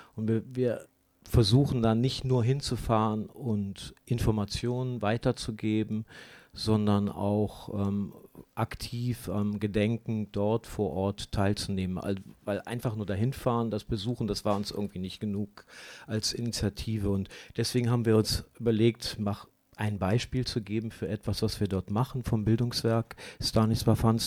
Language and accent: German; Germany; für uns als Deutsche